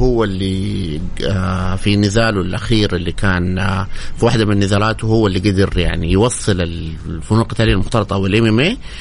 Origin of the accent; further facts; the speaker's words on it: Saudi Arabia; عدد المحترفين السعوديين الى الان قليل جدا انا واحد منهم